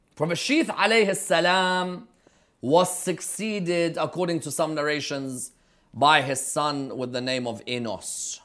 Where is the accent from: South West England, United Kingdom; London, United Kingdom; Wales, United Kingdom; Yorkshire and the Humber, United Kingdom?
London, United Kingdom; growing up in London, in the teens